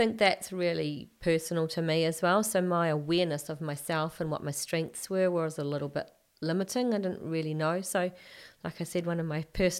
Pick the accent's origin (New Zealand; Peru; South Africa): New Zealand; Hamilton, Waikato; also born or lived in England; But when I was born in England. And then when we came back to New Zealand, my grandmother, my mum's mum, drove up from Hamilton to Auckland to collect us, and I was about two and a half.